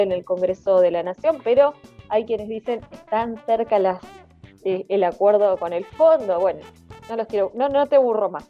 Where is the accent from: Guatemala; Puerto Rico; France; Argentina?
Argentina; como argentinos y argentinas